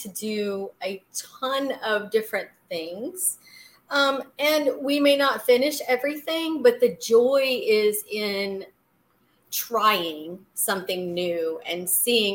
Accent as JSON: {"language": "English", "region": "rural Georgia", "country": "United States", "tie": "born or raised there", "also_born_or_lived": "Jacksonville, Florida", "said": "I was born in Florida, in Jacksonville. And then we moved to Georgia, a really rural area in Georgia"}